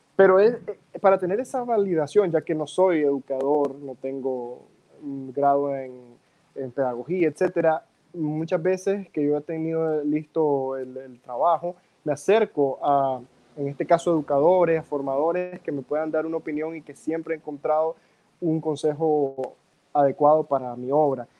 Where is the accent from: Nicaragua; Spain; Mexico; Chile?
Nicaragua; aquí entonces en Nicaragua